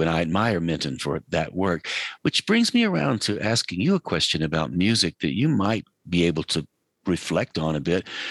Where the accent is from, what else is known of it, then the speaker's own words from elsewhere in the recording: Asheville, North Carolina, United States; I grew up in Western North Carolina, outside of Asheville